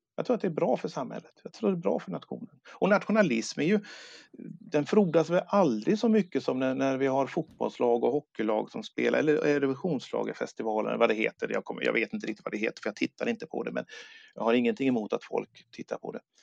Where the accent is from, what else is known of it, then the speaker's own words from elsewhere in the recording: Sweden; also born or lived in Gothenburg; jag är svensk, jag är stolt, jag är glad att jag är född i Sverige